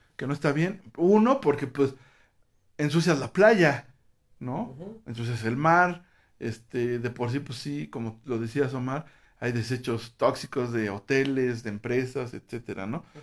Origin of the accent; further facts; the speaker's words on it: Mexico; aquí en México